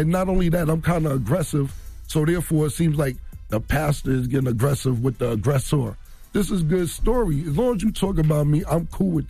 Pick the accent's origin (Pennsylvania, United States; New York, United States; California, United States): New York, United States; Harlem; You know what? I live in Harlem World, and I don't live there anymore, but I'm from Harlem World.